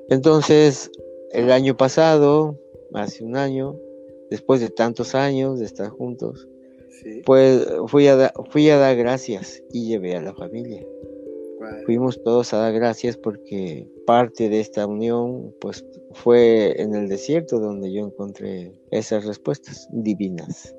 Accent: Coatepec, Veracruz, Mexico; yo soy de aquí de Coatepec. Aquí nací en la mera, este, en el mero centro donde está la casa de azulejos.

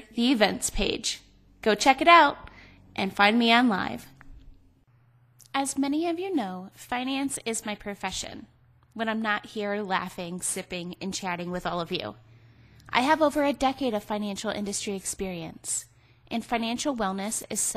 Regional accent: Cleveland, Ohio, United States; moved away; also born or lived in Las Vegas; I grew up in Ohio. I lived in Cleveland where it like snowed and rained and all this stuff

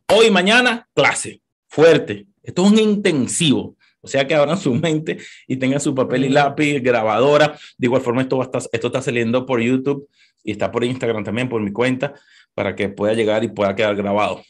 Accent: Caracas, Capital District, Venezuela; moved away as an adult; also born or lived in Maracay, Venezuela / New York, United States; now in United States; Yo nací en Caracas, vengo de Caracas, Venezuela, no sé cuántos venezolanos hay aquí, en un barrio, en Catia, Caracas

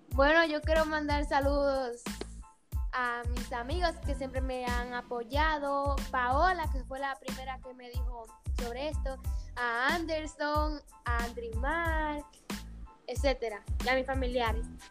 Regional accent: Higüey, La Altagracia, Dominican Republic; Yo soy de Higüey

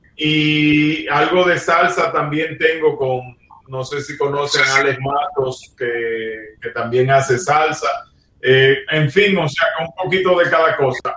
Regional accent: Dominican Republic; yo soy de República Dominicana donde lo que se juega es béisbol

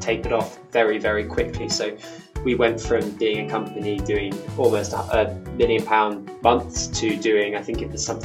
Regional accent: Oxford, South East England, United Kingdom; moved away as an adult; also born or lived in Warwick / Los Angeles; now in London, United Kingdom; I'm originally from Oxford, so lived in Oxford all of my life, kind of born in the John Radcliffe Hospital

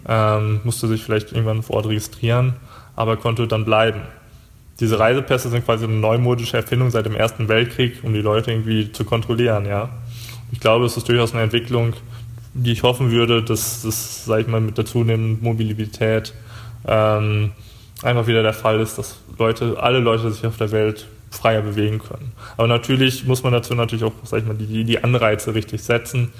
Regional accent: Germany; wir sind jetzt aus Deutschland

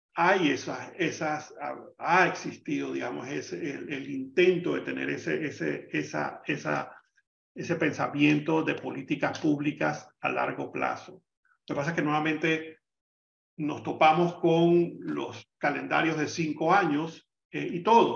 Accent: Panama

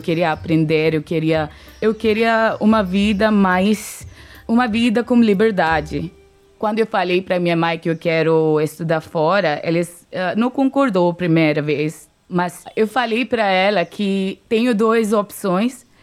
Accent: India; Portuguese is a second language; moved away as an adult; now in Brazil; Não tenho vontade de voltar para a Índia

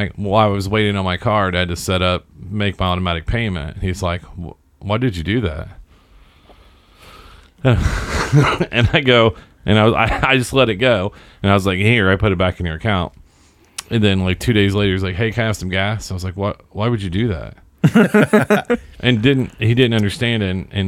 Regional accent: Seymour, Indiana, United States; I'm from Seymour

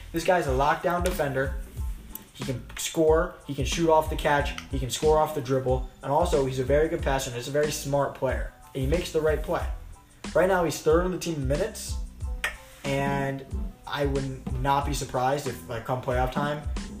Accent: Silver Spring, Maryland, United States; my hometown of Silver Spring, Maryland.

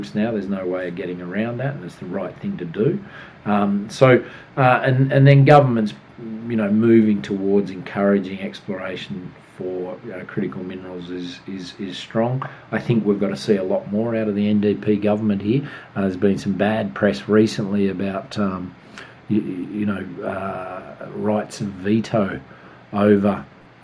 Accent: Australia; now in Canada; I'm an Australian-Canadian, proud Canadian, proud Australian.

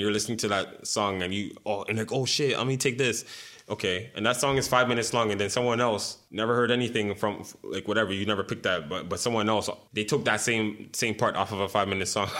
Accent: Montreal, Quebec, Canada; growing up in Montreal

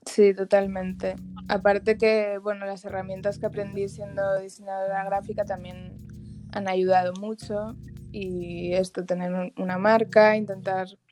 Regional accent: Barcelona, Catalonia, Spain; moved away as an adult; now in Dominican Republic; yo soy de Barcelona

